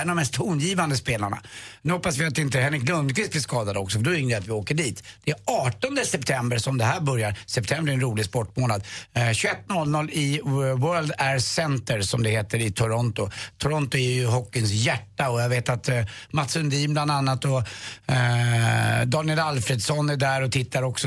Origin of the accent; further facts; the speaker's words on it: Sweden; jag är från Sverige